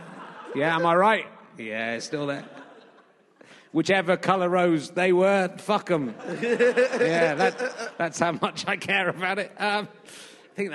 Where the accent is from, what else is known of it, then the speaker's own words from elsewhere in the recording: Yorkshire and the Humber, United Kingdom; born there; I was born in Yorkshire, so that's